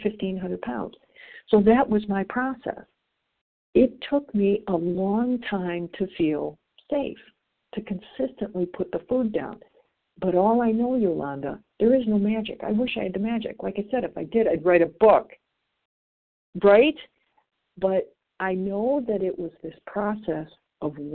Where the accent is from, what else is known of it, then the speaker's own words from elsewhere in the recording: Midwest, United States; I'm from the Midwest